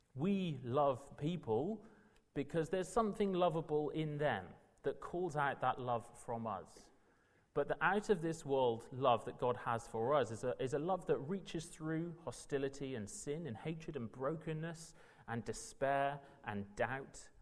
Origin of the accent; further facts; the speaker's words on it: South Wales, United Kingdom; moved away as an adult; also born or lived in Manchester; now in London, United Kingdom; I'm from South Wales